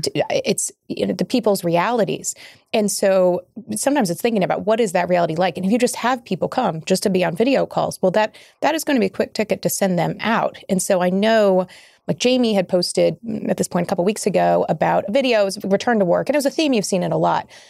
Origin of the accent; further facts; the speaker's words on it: Kentucky, United States; my home state of Kentucky